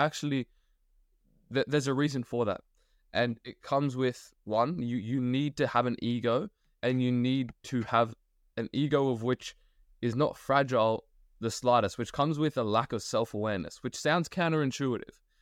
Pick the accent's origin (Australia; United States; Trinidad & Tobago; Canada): Australia; as an Australian